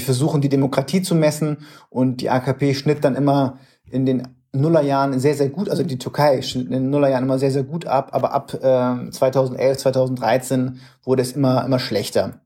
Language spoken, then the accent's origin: German; Bremen, Germany; moved away; in meiner Heimatstadt in Bremen